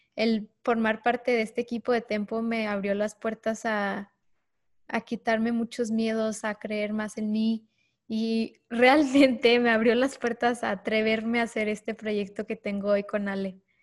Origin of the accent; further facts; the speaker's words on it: Ciudad Juárez, Chihuahua, Mexico; also born or lived in El Paso, Texas; soy de Ciudad Juárez, Chihuahua, nacida en El Paso, Texas, que es la frontera eh, yo crecí en este mundo de dos países